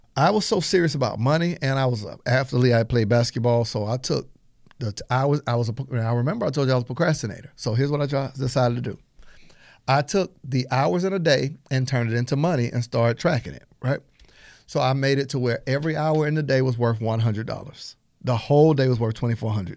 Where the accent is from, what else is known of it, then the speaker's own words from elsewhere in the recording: Panama City, Florida, United States; I'm from Panama City, Florida